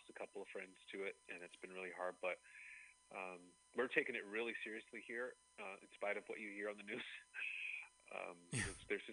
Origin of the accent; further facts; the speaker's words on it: Dayton, Ohio, United States; also born or lived in New York / Nashville; now in Atlanta, United States; I'm originally from Dayton, Ohio.